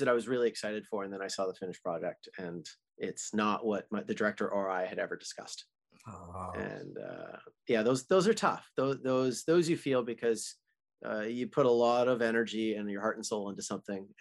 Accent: Canada; as a Canadian boy

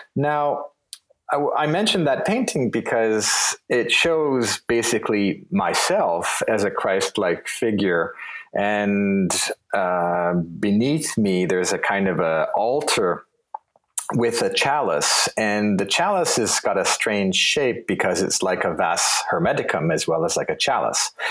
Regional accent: Toronto, Ontario, Canada; moved away as an adult; also born or lived in Vienna; born in Toronto and raised in Toronto

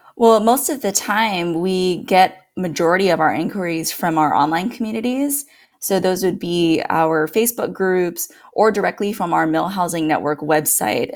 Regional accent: Guam; moved away as an adult; now in Norfolk, United States; I'm originally from Guam, and that is actually where my husband

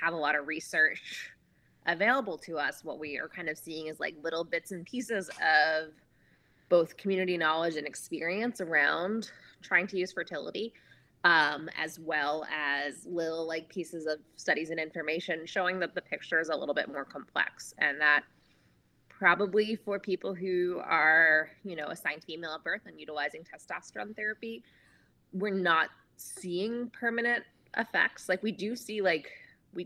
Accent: New York, United States; moved away as an adult; also born or lived in Oregon; I'm from New York originally, and I moved across the country to Oregon to train as an out-of-hospital midwife

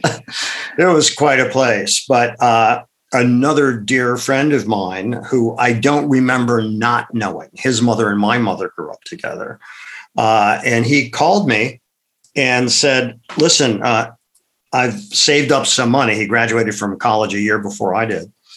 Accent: Akron, Ohio, United States; moved away; also born or lived in Madison, Wisconsin; I grew up in Akron, Ohio

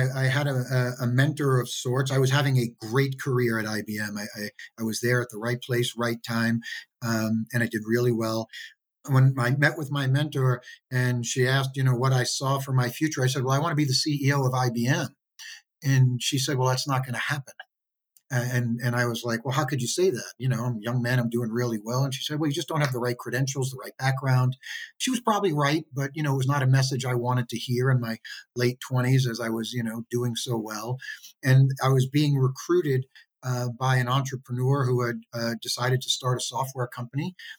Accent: New York City, New York, United States; now in Denver, United States; Yeah, well, my family owned a fish market for three generations in the Bronx. So I grew up to a small family-owned business

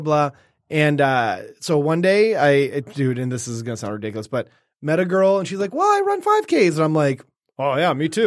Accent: Detroit, Michigan, United States; I grew up around in Woodward

